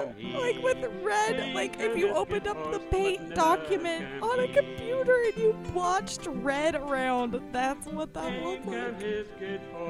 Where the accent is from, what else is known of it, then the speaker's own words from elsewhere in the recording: Nashville, Tennessee, United States; I grew up in Nashville, Tennessee.